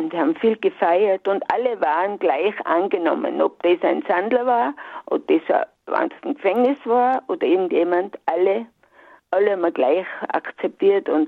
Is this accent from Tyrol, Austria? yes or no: yes; Alpbach, Tyrol, Austria; born or raised there; moved away as an adult; also born or lived in Saalfelden